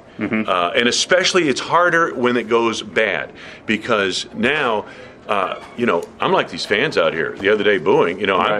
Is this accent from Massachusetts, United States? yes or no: yes; Massachusetts, United States; We're both from Massachusetts, both used to vacation on Cape Cod, not together, but we have same background and all.